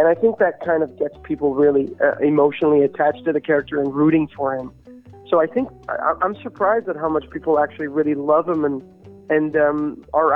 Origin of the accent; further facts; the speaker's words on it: Canada; I'm Canadian myself